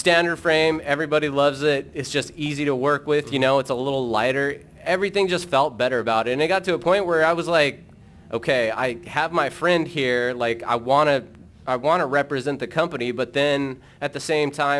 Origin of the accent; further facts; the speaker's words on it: Denver, Colorado, United States; From growing up in Denver